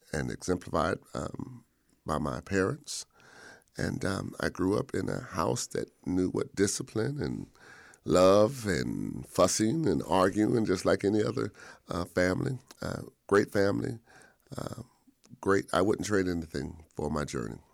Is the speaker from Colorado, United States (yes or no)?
no; Modesto, California, United States; moved away as an adult; also born or lived in Selma, Alabama; I was born and raised in Modesto, California